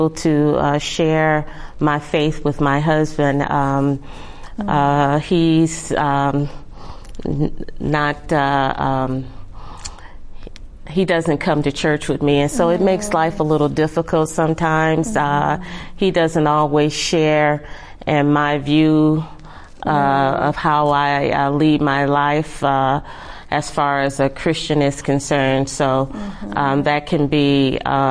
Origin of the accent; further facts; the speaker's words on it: Michigan, United States; now in California, United States; I'm not originally from California. I'm from Michigan. And so I had a church that I was going to occasionally back home